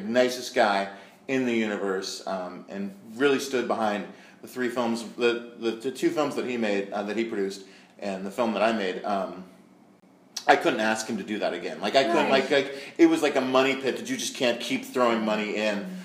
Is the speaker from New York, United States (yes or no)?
no; Marin County, California, United States; I'm from Marin County